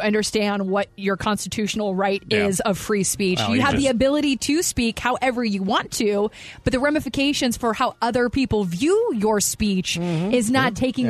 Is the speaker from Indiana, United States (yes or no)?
no; Kentucky, United States; Growing up in Kentucky